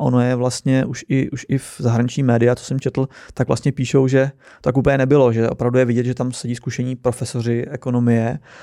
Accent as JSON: {"language": "Czech", "country": "Czechia", "said": "jsem Čech"}